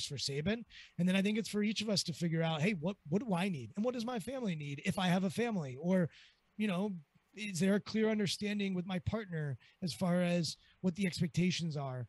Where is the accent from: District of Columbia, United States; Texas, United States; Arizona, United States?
District of Columbia, United States; Washington; I'm from Washington, D.C.